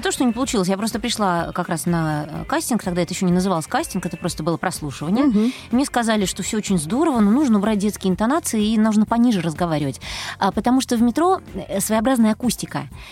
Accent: Moscow, Russia; Я родилась в Москве. Э, всю жизнь прожила в Москве

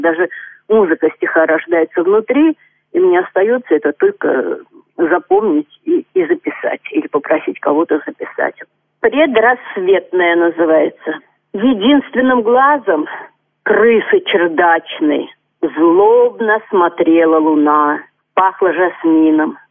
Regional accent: Orenburg, Orenburg Oblast, Russia; moved away as an adult; also born or lived in Georgia; Я живу сейчас в городе Оренбурге. Здесь я закончила школу

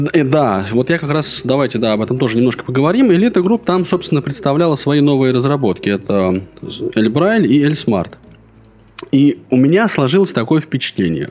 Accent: Russia

